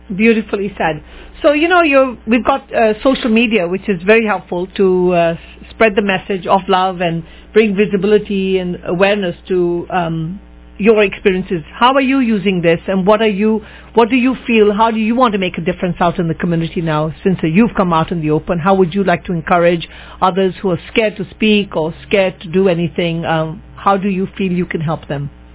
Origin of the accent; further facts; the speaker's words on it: England, United Kingdom; in England, growing up